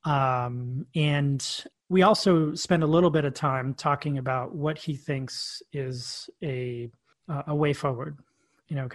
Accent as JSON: {"language": "English", "town": "New York City", "region": "New York", "country": "United States", "tie": "born or raised there", "said": "We grew up together in Queens, New York"}